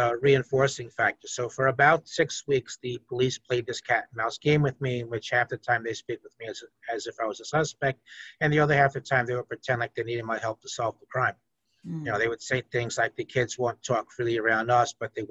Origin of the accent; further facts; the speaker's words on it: Peekskill, New York, United States; I grew up in Peekskill, which is a middle-class, ethnically diverse place.